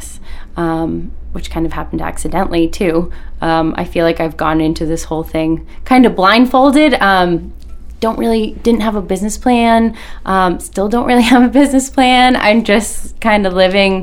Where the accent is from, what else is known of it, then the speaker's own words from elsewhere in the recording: South Portland, Maine, United States; born and raised in South Portland, so I'm a Mainer at heart forever